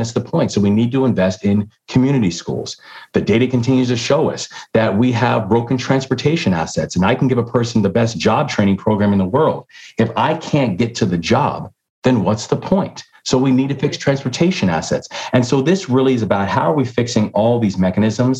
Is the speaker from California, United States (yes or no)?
no; Baltimore, Maryland, United States; also born or lived in London; the Baltimore Sun, which is my hometown paper